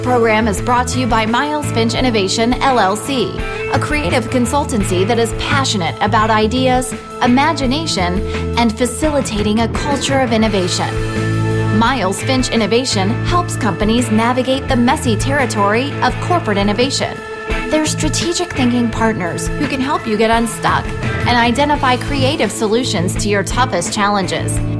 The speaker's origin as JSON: {"language": "English", "country": "India", "tie": "born or raised there", "also_born_or_lived": "United States / London", "moved": "as an adult", "lives_now": "United Kingdom", "said": "I was born in India, and uh, I, I did my first couple of degrees in India"}